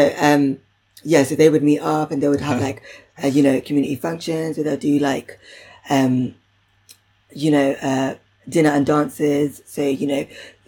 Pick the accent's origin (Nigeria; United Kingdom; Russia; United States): United Kingdom; London; I'm really from Southall